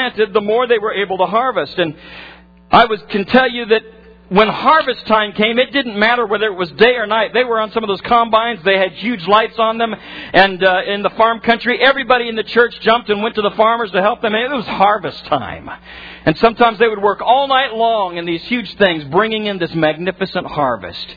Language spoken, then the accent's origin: English; Nebraska, United States; I grew up in farm country, in corn country in particular in Nebraska.